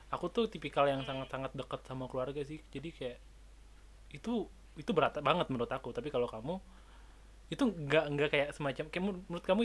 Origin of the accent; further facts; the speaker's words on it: Bali, Indonesia; kan kita orang Bali